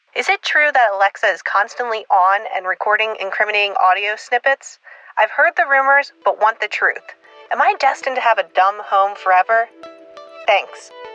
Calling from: Drexel Hill, Pennsylvania, United States; I'm calling from Drexel Hill, Pennsylvania

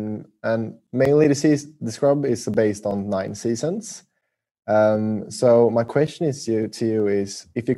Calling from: Sweden; I'm actually calling from Sweden.

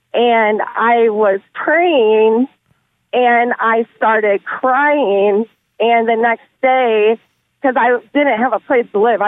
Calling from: Fostoria, Ohio, United States; I am calling from Fostoria, Ohio.

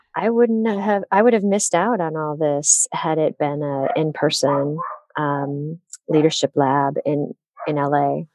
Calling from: Detroit, Michigan, United States; I'm calling in from the Motor City, Detroit, Michigan.

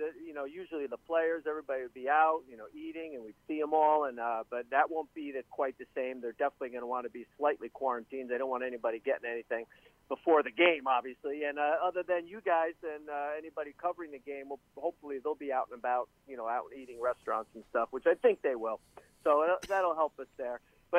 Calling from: Tampa, Florida, United States; from sunny Tampa.

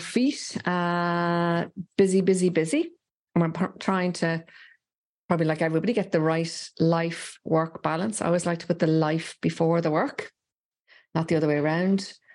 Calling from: Dublin, Leinster, Ireland; I'm calling from rainy Dublin

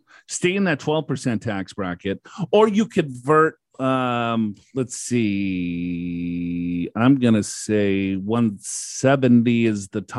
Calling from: California, United States; And I'm from California.

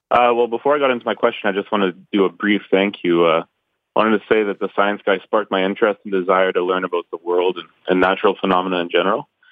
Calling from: Ontario, Canada; I'm calling from uh, Ontario, Canada

